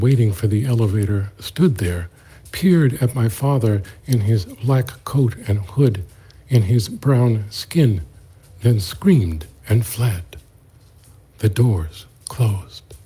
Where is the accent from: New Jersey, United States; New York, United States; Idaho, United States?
New York, United States; New York City; born and raised in the East New York section of Brooklyn and the Linden projects in my case